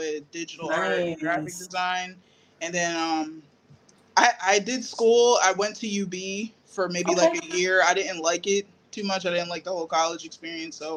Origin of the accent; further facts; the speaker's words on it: Greenwich, Connecticut, United States; also born or lived in Norwalk / Bridgeport; now in Stratford, United States; I'm from like Fairfield County. I was born and raised in Greenwich.